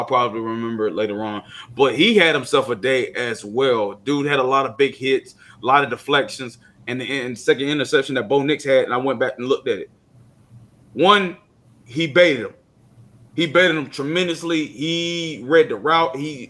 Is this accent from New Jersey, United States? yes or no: no; Georgia, United States; A lot of people know that I'm from Georgia